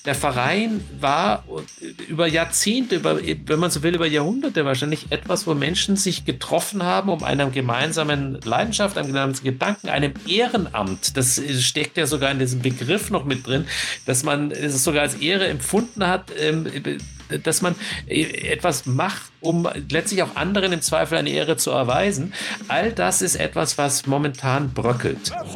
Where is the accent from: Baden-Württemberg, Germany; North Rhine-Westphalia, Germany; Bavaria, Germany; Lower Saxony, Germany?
Bavaria, Germany; Kulmbach; in meiner Heimat in Kulmbach